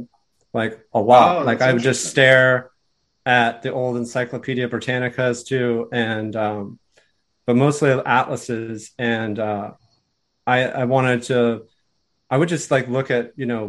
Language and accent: English; United States; I was born in the United States, but my father was born in Europe